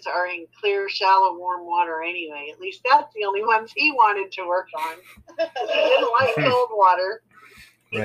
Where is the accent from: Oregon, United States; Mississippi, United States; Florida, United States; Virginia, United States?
Florida, United States; also born or lived in California; I was only 2 years old when we moved from California to Florida.